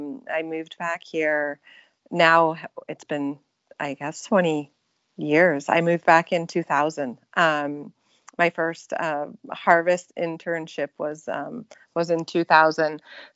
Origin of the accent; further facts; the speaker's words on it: British Columbia, Canada; now in California, United States; I'm born and raised in British Columbia, Canada. And so I grew up actually on a little tiny island in northern British Columbia, really entirely off the grid.